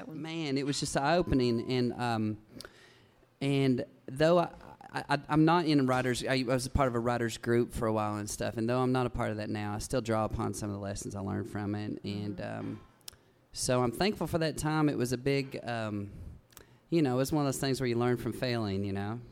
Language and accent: English; Big Stone Gap, Virginia, United States; moved away; also born or lived in Nashville, Tennessee; I grew up in Big Stone Gap, Virginia. It's just over the Kentucky line in coal country there.